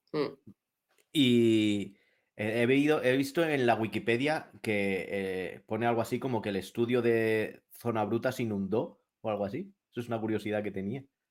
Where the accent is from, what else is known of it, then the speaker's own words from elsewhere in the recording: Madrid, Community of Madrid, Spain; yo también soy de Madrid